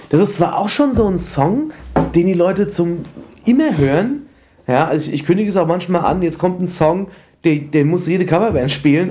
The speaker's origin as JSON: {"language": "German", "town": "Frankfurt", "region": "Hesse", "country": "Germany", "tie": "born or raised there", "said": "ich bin zwar in Frankfurt geboren"}